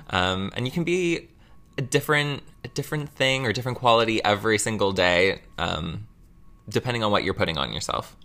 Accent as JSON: {"language": "English", "town": "Mississauga", "region": "Ontario", "country": "Canada", "tie": "born or raised there", "said": "I was born in Mississauga"}